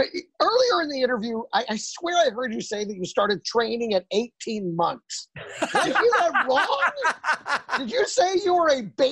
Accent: Dallas, Texas, United States; moved away; Dallas is where I actually grew up. I grew up in the Dallas area. I went to high school in Plano.

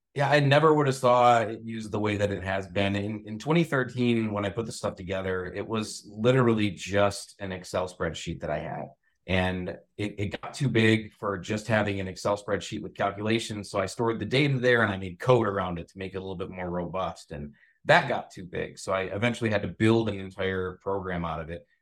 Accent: Michigan, United States; also born or lived in Westphalia, Michigan / Sand Lake, Michigan / Cedar Springs, Michigan; I'm from here in Michigan. I lived in Baja Westphalia for a long

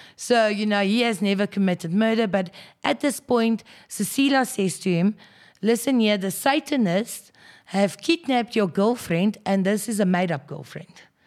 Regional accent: Krugersdorp, Gauteng, South Africa; born and bred in Krugersdorp, so basically went to school there

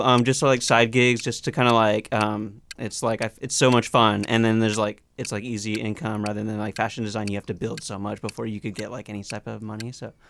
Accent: South San Francisco, California, United States; moved away as an adult; now in Los Angeles, United States; I grew up in South San Francisco, and then I moved to LA when I was like a year and a half ago.

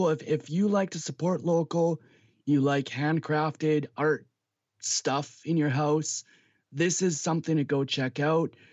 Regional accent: Winnipeg, Manitoba, Canada; now in Regina, Canada; I was born in Winnipeg

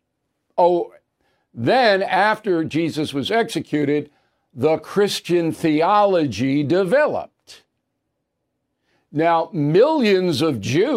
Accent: Levittown, New York, United States; I grew up in Levittown.

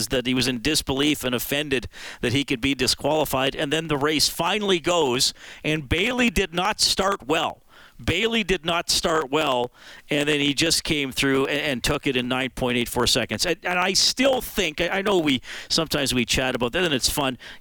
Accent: Canada; as a Canadian

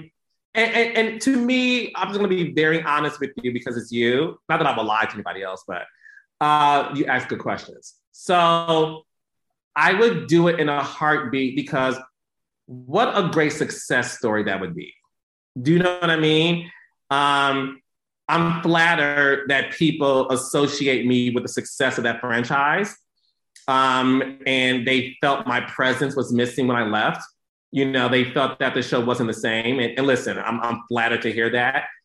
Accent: Detroit, Michigan, United States; I'm from Detroit

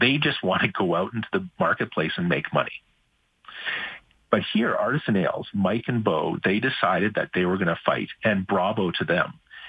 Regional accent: Alberta, Canada; we have a place in Canada. We're from Alberta. This is the freest market in Canada

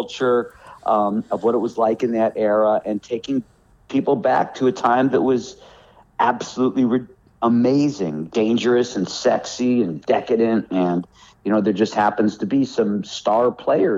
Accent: Los Angeles, California, United States; moved away as an adult; now in North Carolina, United States; my town is Hollywood. When I was a little kid, I was on the Sunset Strip. I was always in Hollywood.

